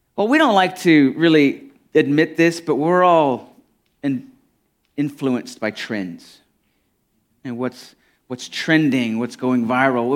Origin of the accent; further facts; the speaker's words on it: United States; I'm real familiar with my culture as an American